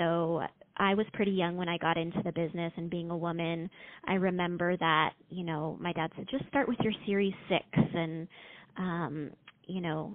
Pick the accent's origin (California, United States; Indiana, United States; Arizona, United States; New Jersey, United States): California, United States; Los Angeles; moved away as an adult; also born or lived in Boulder, Colorado; now in Las Vegas, United States; I grew up in Los Angeles